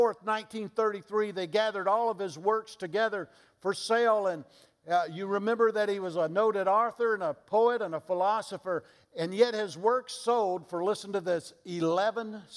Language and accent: English; Mississippi, United States; I'm from Mississippi